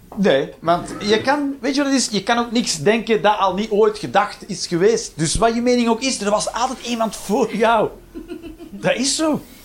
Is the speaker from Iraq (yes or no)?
no; Flanders, Belgium; zeggen we hier microgolf